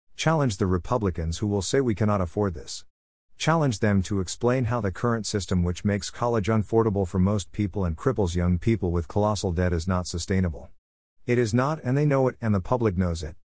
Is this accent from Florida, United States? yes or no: no; Berkeley, California, United States; now in South Korea; I grew up in Berkeley, California, where I went to Thousand Oaks Elementary School